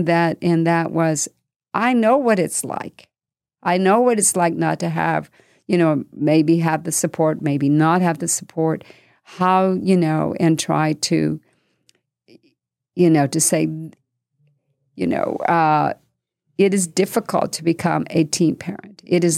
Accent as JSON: {"language": "English", "region": "New Mexico", "country": "United States", "said": "Because I came from New Mexico, and you've got to remember that politics over there and the scene is very different."}